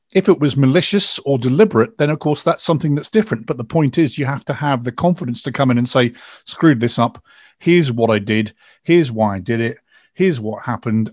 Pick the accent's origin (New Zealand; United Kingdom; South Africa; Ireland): United Kingdom; England; I'm English